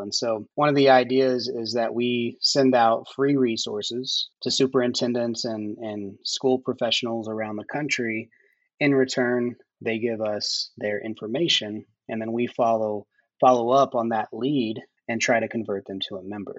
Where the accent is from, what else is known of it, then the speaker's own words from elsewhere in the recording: Oklahoma, United States; a closeted young gay kid growing up in Oklahoma in the 90s.